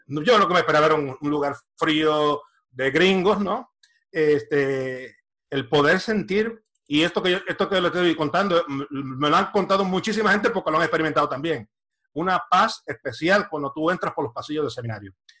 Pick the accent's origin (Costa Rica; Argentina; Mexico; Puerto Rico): Puerto Rico; Camuy; also born or lived in San Juan, Puerto Rico / Florida, United States; now in Spain; Soy eh, natural de Puerto Rico, nací en San Juan, pero me crié en el pueblo de Camuy y viví unos 27 años en el estado de la Florida